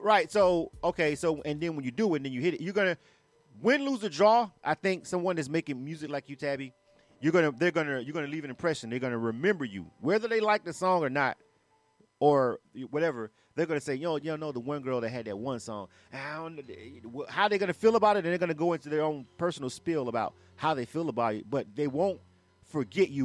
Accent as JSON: {"language": "English", "town": "Panama City", "region": "Florida", "country": "United States", "tie": "born or raised there", "said": "I'm born and raised in Florida. Uh, I'm from mm. Panama City. I'm from the Panhandle"}